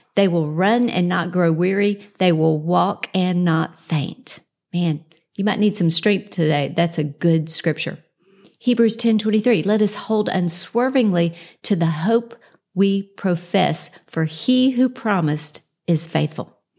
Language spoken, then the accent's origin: English; Houston, Texas, United States; moved away as an adult; now in Dallas, United States; We moved from Houston, where I grew up